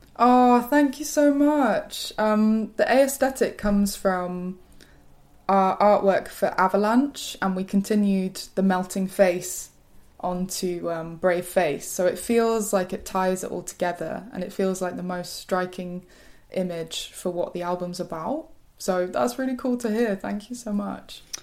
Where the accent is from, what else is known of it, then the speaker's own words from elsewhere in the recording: West Midlands, United Kingdom; moved away as an adult; now in London, United Kingdom; I'm from the West Midlands.